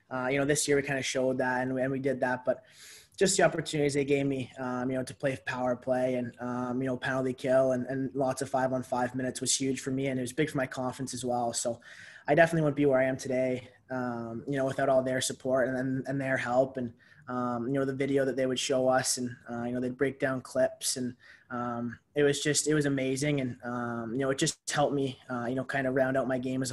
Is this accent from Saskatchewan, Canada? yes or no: no; St. Catharines, Ontario, Canada; my hometown, St. Catharines, Ontario